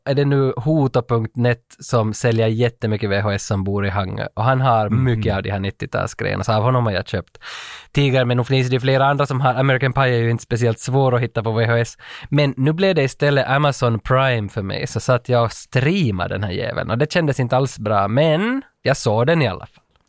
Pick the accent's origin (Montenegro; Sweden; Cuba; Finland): Finland; Vaasa, Ostrobothnia; hemma i Vasa